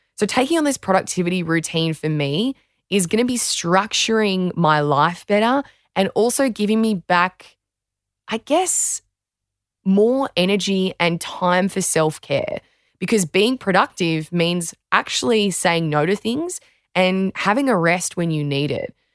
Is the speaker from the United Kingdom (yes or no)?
no; Australia